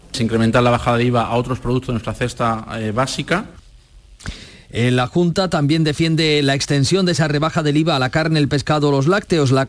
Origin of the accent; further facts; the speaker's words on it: Andalusia, Spain; Espero devolver con, trabajo y esfuerzo y dedicación todo el cariño que me ha dado mi tierra Andalucía desde mi nacimiento